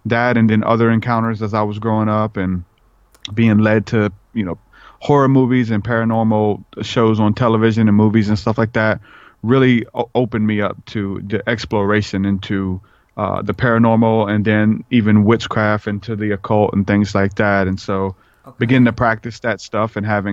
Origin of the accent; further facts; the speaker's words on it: New Orleans, Louisiana, United States; I grew up in New Orleans